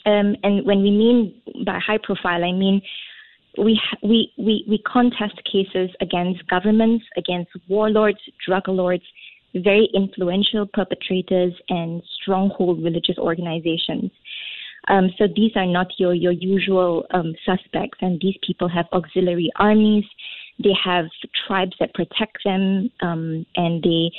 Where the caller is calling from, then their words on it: Singapore; Yes, I am.